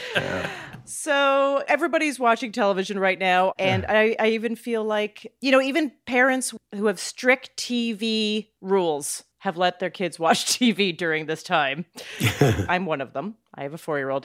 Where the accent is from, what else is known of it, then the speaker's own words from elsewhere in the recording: Calgary, Alberta, Canada; I'm from Calgary, by the way. I grew up in oh, Calgary